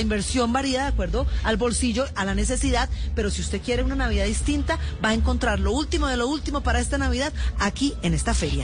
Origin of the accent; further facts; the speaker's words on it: Colombia; como buen colombiano